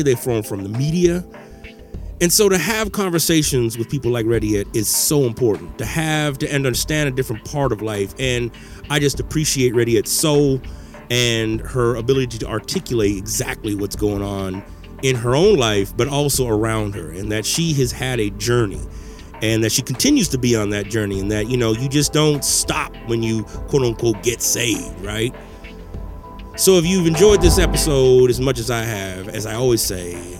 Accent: Menard, Texas, United States; Growing up in Menard, Texas

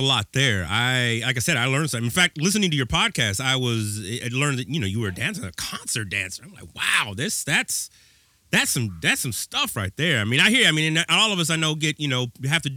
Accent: West Coast, United States; I'm from the West Coast

